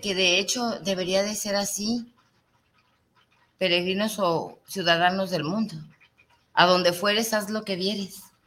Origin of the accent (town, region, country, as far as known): Mexico